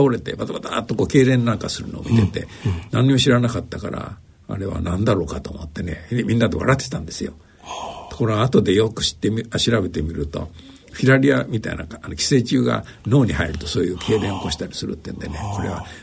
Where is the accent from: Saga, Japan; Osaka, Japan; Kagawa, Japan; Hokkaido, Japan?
Osaka, Japan; 大阪で生まれました。父親が、あの、銀行員で、大阪の支店にいた時に生まれたということです。